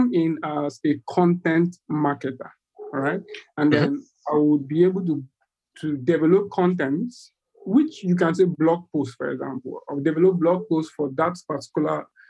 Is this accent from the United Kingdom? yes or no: no; Nigeria; I'm from Nigeria. That's in West Africa.